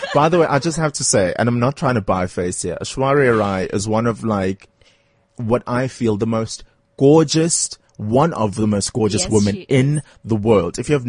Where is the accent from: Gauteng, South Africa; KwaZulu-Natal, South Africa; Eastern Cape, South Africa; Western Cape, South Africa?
KwaZulu-Natal, South Africa; Durban; I'm also from Durban. I love my home city